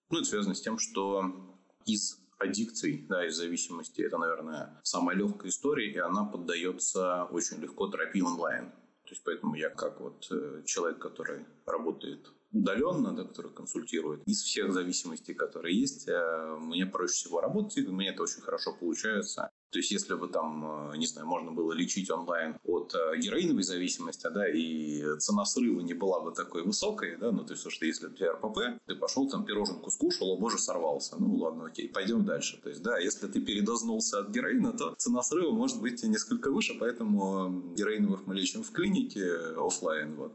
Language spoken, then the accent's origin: Russian; Orenburg, Orenburg Oblast, Russia; born there; also born or lived in Saint Petersburg / Moscow; Я родился в Оренбурге, учился в Петербурге, работал в Москве.